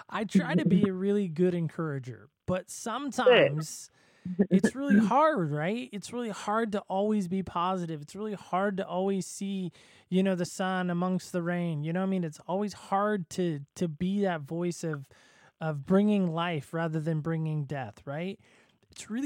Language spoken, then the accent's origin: English; Southern California, United States; I grew up in Southern California